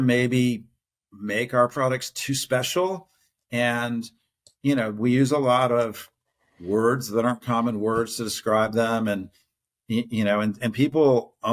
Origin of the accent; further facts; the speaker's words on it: Ohio, United States; moved away as an adult; also born or lived in Houston; I grew up in Ohio. I'm a Buckeye